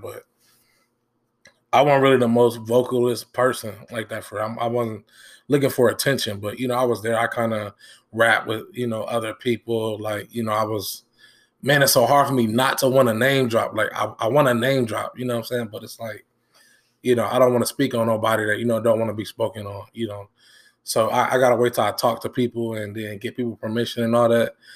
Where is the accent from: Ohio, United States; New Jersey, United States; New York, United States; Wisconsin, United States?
Ohio, United States; Dayton; also born or lived in Benton Harbor, Michigan; from seven to twenty-four, I've been in Dayton